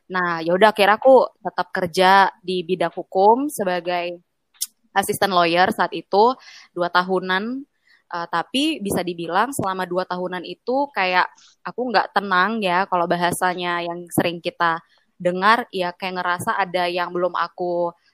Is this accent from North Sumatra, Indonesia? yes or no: yes; Medan, North Sumatra, Indonesia; Aku kan dari Medan.